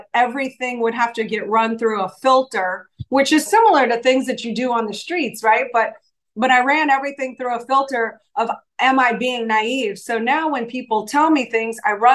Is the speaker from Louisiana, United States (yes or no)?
yes; New Orleans, Louisiana, United States; moved away as an adult; also born or lived in Los Angeles; I'm from New Orleans. So yeah, we're both from Louisiana